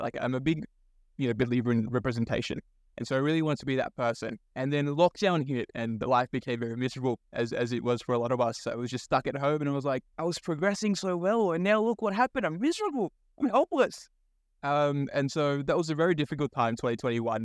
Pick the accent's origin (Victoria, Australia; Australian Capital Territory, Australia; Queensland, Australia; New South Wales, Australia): New South Wales, Australia; Sydney; also born or lived in Bangladesh; I was born in Bangladesh. So first gen migrant, moved to this country in 2003 with my immigrant parents. Um, and so a lot of my early childhood followed a very typical migrant story of, you know, growing up, trying to find a sense of belonging. I grew up in Western Sydney